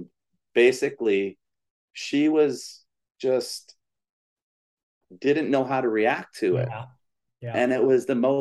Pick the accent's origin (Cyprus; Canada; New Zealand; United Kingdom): Canada; moved away as an adult; also born or lived in Ontario / Manitoba / Alberta; now in Florida, United States; We grew up in Canada